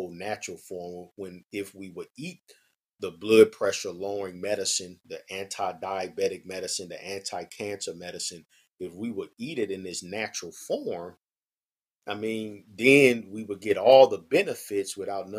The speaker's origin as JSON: {"language": "English", "town": "St. Louis", "region": "Missouri", "country": "United States", "tie": "born or raised there", "said": "born and raised in St. Louis, Missouri."}